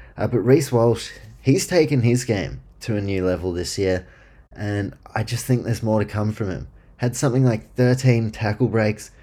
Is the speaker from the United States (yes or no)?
no; New Zealand; I'm from New Zealand